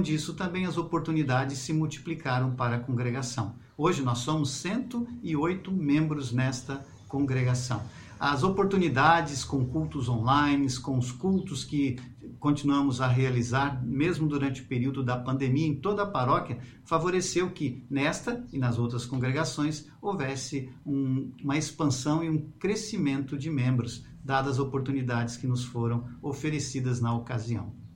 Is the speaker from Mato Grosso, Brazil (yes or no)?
no; Nova Venécia, Espírito Santo, Brazil; also born or lived in São Paulo / Uberlândia, Minas Gerais; now in Colatina, Brazil; eu nasci em Nova Venécia